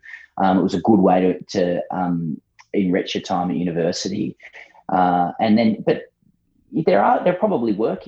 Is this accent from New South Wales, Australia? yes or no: yes; Sydney, New South Wales, Australia; moved away as an adult; now in Melbourne, Australia; I'm born and bred in Sydney